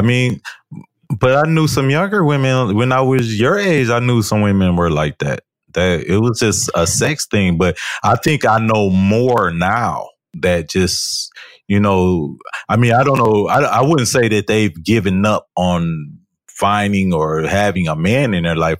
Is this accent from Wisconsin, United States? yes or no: no; Detroit, Michigan, United States; I am from Detroit